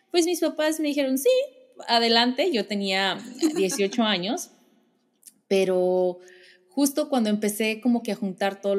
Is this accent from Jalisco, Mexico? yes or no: yes; Guadalajara, Jalisco, Mexico; yo soy de Guadalajara y estudié en la Universidad de Guadalajara